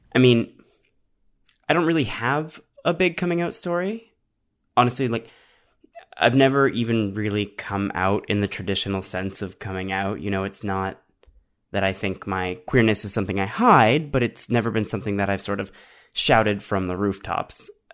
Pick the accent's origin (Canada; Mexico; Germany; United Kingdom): Canada; I'm Canadian